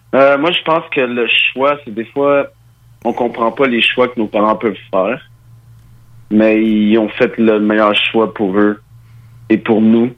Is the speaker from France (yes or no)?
no; Quebec, Canada; also born or lived in Mali; je suis né au Mali. Je suis arrivé au Québec à l'âge de 4 ans